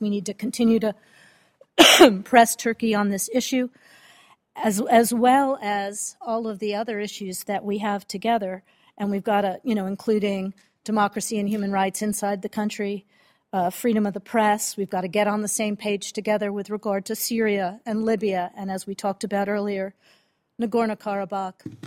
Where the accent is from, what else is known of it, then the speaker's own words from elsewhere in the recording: Connecticut, United States; now in Virginia, United States; I grew up in Connecticut, so Connecticut's strong.